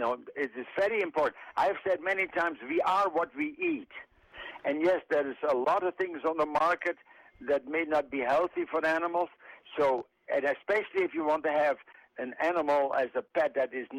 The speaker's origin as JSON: {"language": "English", "country": "Netherlands", "moved": "yes", "lives_now": "Mount Pleasant", "said": "I'm from the Netherlands"}